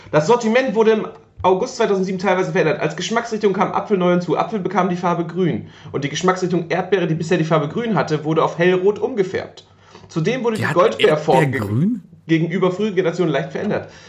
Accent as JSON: {"language": "German", "region": "Northern Germany", "country": "Germany", "said": "Bei uns im Norden gab es immer so, ja, bei uns im Norden gab immer so ähm, Waldmeisterbonbons."}